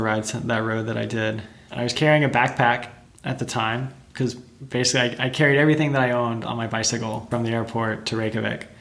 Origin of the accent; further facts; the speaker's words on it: Texas, United States; moved away; I'm originally from Texas